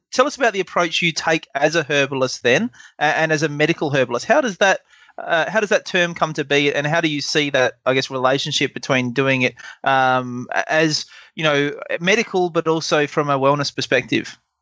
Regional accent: Adelaide, South Australia, Australia; my hometown of Adelaide

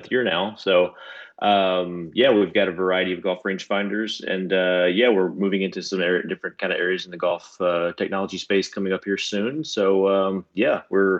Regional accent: Southern Kentucky, United States; moved away as an adult; also born or lived in Lexington, Kentucky; now in Cincinnati, United States; I grew up in Kentucky, although it's, you know, Southern Kentucky.

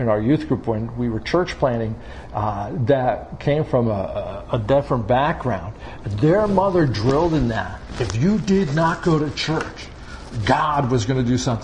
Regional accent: Long Island, New York, United States; now in Pennsylvania, United States; I grew up on Long Island, so we oftentimes went down to what we call Jones Beach

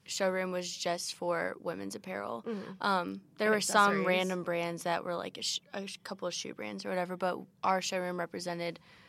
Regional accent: Georgia, United States; I'm …. I'm from right outside of Atlanta, and I major in ISC and merchandising, apparel, and textiles as well.

